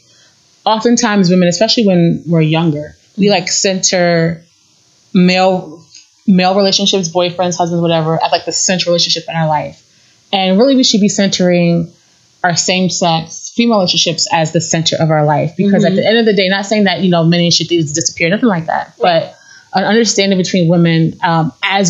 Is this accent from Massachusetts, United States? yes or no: no; New York, United States; moved away; I grew up in New York, but I moved away for 10 years. And then I came back and I moved away again.